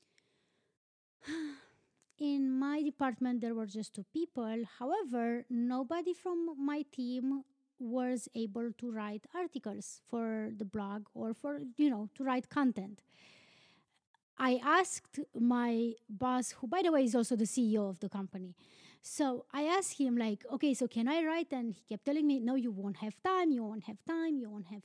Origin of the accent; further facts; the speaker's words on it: Romania; moved away; I'm from Romania.